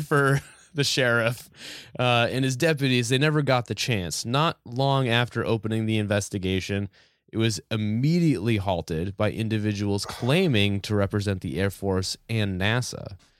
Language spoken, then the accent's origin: English; New Hampshire, United States; growing up in New, in New Hampshire